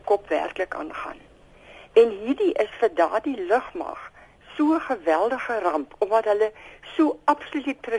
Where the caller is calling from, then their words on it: Tilburg, North Brabant, Netherlands; Môre net, ek is hier van Tilburg.